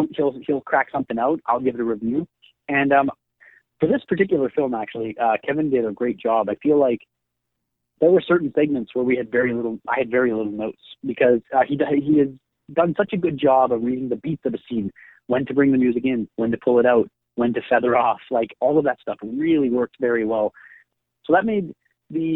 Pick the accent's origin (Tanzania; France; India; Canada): Canada; Winnipeg, Manitoba; I'm from Winnipeg